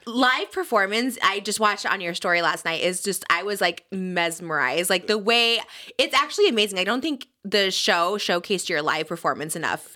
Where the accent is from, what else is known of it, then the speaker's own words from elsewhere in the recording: Midwest, United States; I'm from the Midwest